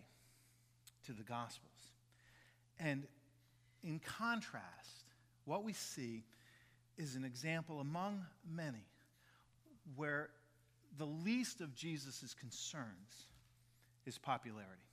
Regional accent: Jacksonville, Florida, United States; also born or lived in Maitland, Florida; We moved from Maitland, Florida, where my dad had been the associate at the church there in Maitland, moved to Jacksonville.

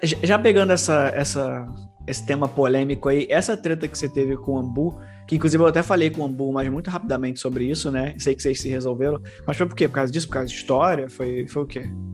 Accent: Rio de Janeiro, Brazil; Aqui no Rio de Janeiro

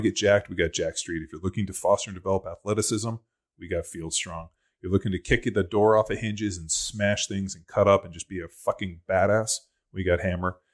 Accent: Newport Beach, California, United States; I'm from Orange County

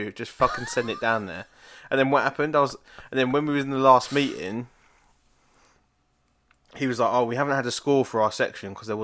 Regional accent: United Kingdom; we're from Britain

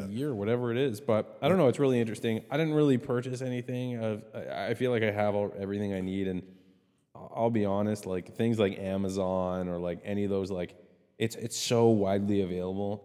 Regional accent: Canada; I'm Canadian

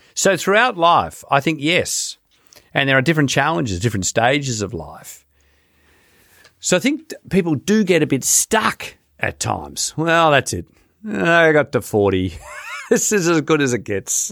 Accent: Sydney, New South Wales, Australia; growing up near Bondi Beach

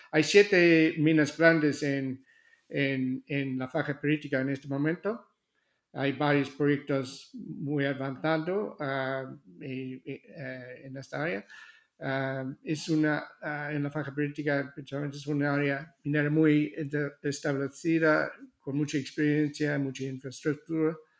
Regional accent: Australia; Spanish is a second language; moved away; also born or lived in Seville, Spain; nací en Australia

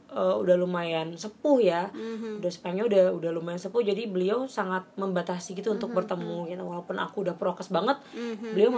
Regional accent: West Nusa Tenggara, Indonesia; Tapi kalau misalnya di daerahku di Lombok, mm-hmm.

